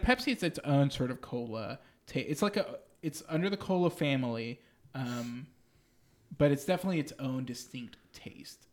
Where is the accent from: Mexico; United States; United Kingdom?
Mexico; moved away; Takes me back to my childhood. Takes me back to Mexico.